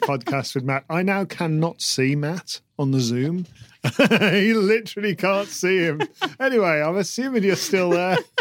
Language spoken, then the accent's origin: English; United Kingdom; I'm British